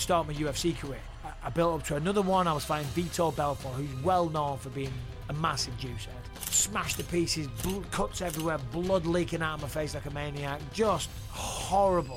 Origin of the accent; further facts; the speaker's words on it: Clitheroe, North West England, United Kingdom; moved away as an adult; also born or lived in Cyprus / Manchester; now in United States; Grew up in Clitheroe, born in Cyprus, uh, on a British army base, so British soil. Uh, moved around a little bit, lived in Clitheroe